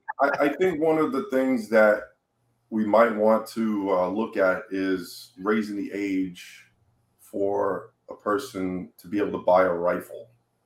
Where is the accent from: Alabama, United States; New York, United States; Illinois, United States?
New York, United States; now in Florida, United States; I came from New York, okay? New York is probably one of the hardest states as a citizen to get a gun legally.